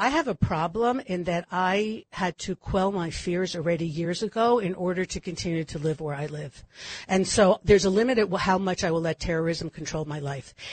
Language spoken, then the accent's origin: English; California, United States; like I was eating granola before it was popular. I grew up in California.